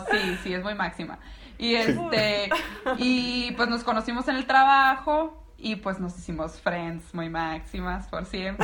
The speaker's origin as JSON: {"language": "Spanish", "town": "Navojoa", "region": "Sonora", "country": "Mexico", "also_born_or_lived": "Guadalajara", "moved": "as an adult", "lives_now": "León, Mexico", "said": "Yo soy de Sonora y él también"}